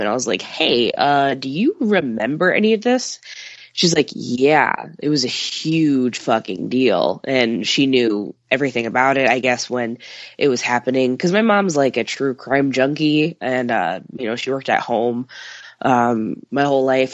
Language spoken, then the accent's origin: English; suburb between Chicago and Milwaukee, on the Illinois–Wisconsin border, United States; moved away; I'm from Chicago, which I am, but where my parents live is uh, in a suburb that's you know the midpoint between Chicago and Milwaukee, and it's right on the the border of Illinois and Wisconsin